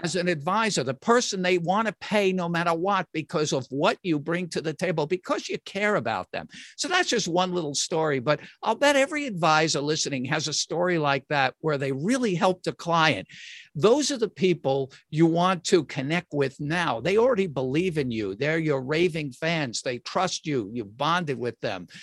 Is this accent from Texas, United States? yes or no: no; New York, United States; I'm from New York